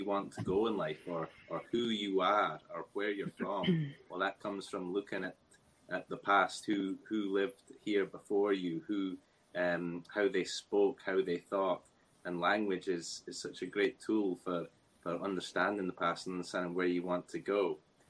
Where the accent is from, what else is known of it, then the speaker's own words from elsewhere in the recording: Shetland, Scotland, United Kingdom; When I was young, growing up in Shetland, Scotland was a foreign country to us in Shetland. We didn't think of ourselves as being Scottish.